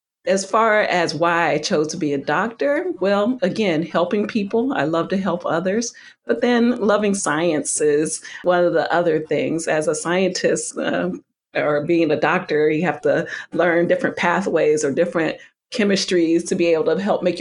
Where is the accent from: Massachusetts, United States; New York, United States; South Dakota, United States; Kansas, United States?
Kansas, United States; Kansas City; I'm from Kansas City, Kansas, originally